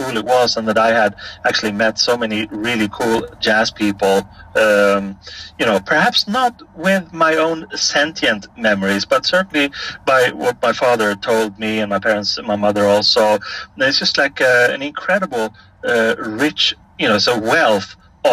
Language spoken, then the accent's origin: English; Stockholm, Stockholm County, Sweden; born or raised there